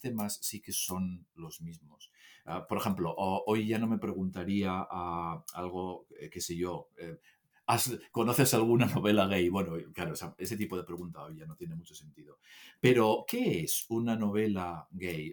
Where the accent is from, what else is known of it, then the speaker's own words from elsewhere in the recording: Asturias, Spain; Yo soy de Asturias